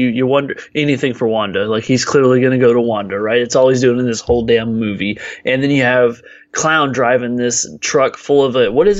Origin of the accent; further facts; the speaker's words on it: Texas, United States; people like me from Texas, because we're all cowboys here.